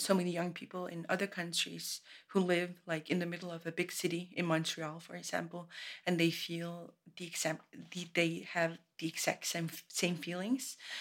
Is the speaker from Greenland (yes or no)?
yes; Greenland; I'm from Greenland.